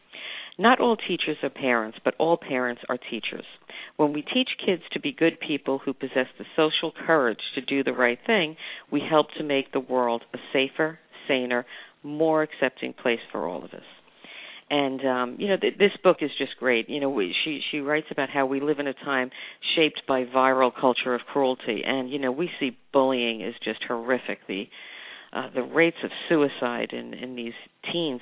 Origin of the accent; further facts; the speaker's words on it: New York, United States; being a New Yorker